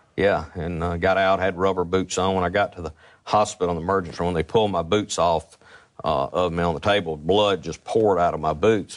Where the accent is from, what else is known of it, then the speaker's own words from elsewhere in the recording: Jackson, Mississippi, United States; I was from Northeast Jackson